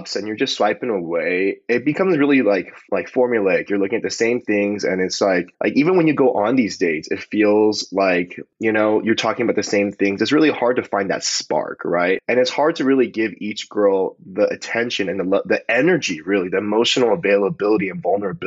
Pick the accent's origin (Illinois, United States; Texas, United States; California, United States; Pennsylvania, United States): California, United States; Palos Verdes; we grew up in the same hometown, you know, like we're both from Palos Verdes.